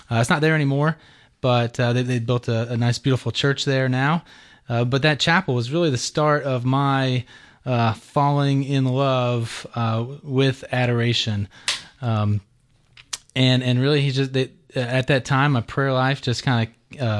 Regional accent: Georgia, United States; So um, uh, I grew up here in Georgia and I uh, went to St. Pius High School.

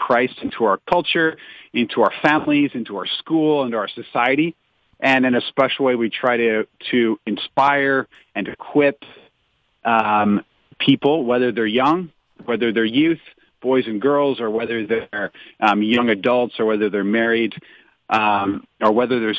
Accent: St. Louis, Missouri, United States; moved away as an adult; also born or lived in Nashville; I'm from St. Louis, Missouri, originally

